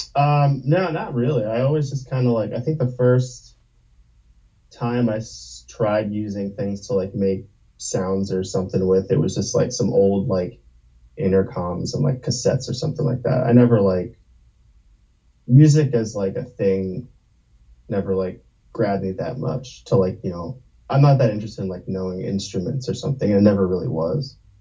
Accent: New Jersey, United States; moved away as an adult; also born or lived in Brooklyn, New York; now in Baltimore, United States; I was born in Brooklyn, and uh, I grew up mostly in New Jersey, and then I moved to Baltimore like 12 years ago, maybe

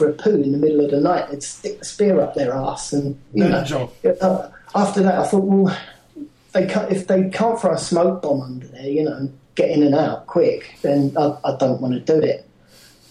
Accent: Barking, London, United Kingdom; I come from Barking

